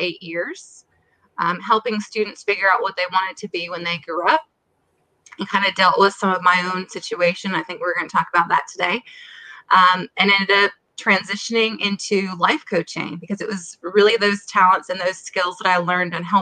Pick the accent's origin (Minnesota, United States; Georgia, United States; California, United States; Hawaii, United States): Minnesota, United States; moved away as an adult; also born or lived in Florida / South Carolina; I am originally from Minnesota